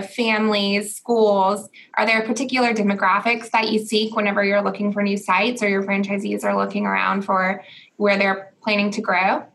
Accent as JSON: {"language": "English", "town": "Augusta", "region": "Georgia", "country": "United States", "tie": "born or raised there", "said": "my hometown of Augusta"}